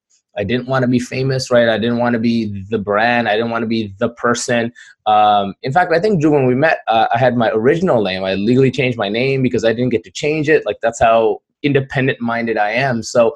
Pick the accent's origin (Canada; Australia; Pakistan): Pakistan; born there; moved away; I'm an immigrant. I'm ethnically Kashmiri, which was Pakistan and India keep fighting over. And I was born in Pakistan.